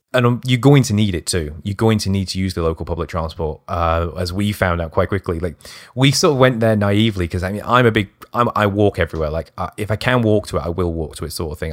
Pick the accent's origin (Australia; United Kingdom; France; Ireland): United Kingdom; being British